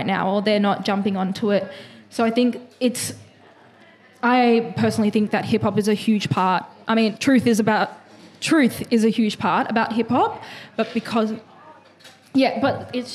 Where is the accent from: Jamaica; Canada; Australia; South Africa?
Australia; Dandenong, Victoria; accent: Aussie; I'm a bit with the Aussie accent, but that's just because I come from Dandy